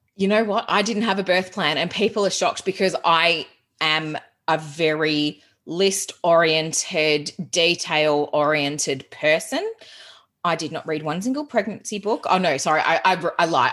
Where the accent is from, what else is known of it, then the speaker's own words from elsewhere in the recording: Geelong, Victoria, Australia; moved away as an adult; also born or lived in Melbourne, Australia / England; I'm originally from Geelong